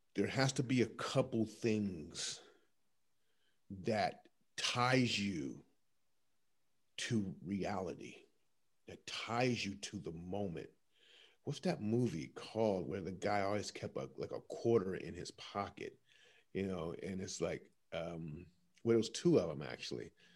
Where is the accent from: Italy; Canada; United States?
United States; Columbus, Ohio; my hometown, Columbus, Ohio